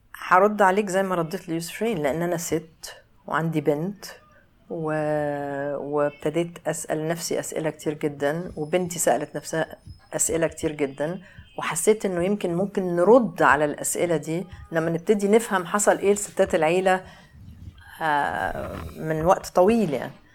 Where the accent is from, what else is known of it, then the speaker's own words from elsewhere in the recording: Cairo, Cairo Governorate, Egypt; انا اتولدت في القاهره في اكتوبر